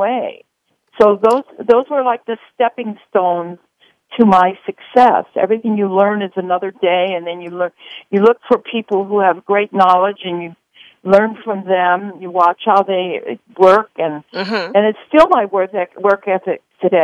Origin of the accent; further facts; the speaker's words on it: Honolulu, Hawaii, United States; in Hawaii, which is where I'm from. I'm from Honolulu